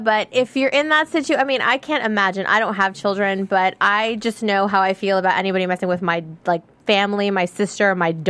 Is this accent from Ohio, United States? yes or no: no; Texas, United States; Oh, and I'm from Texas, so it's scary.